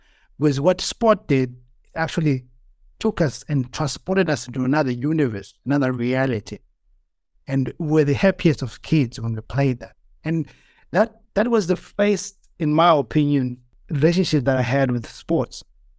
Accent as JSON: {"language": "English", "region": "Eastern Cape", "country": "South Africa", "tie": "born there", "said": "So I was born in South Africa, in the Eastern Cape, during apartheid South Africa."}